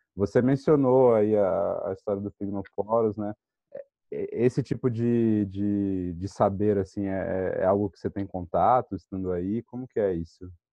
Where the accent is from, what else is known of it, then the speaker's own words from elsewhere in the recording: São Paulo, Brazil; eu cresci em São Paulo